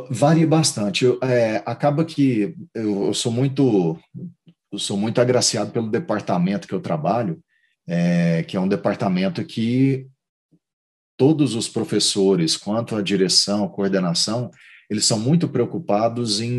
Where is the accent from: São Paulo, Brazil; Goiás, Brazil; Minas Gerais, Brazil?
Goiás, Brazil; Goiânia; moved away as an adult; now in Tallahassee, United States; Eu sou, eu sou de Goiânia.